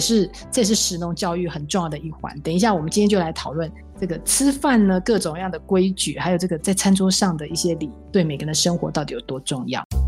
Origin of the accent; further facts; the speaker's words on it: Taiwan; 我们台湾人吃饭一定要筷子嘛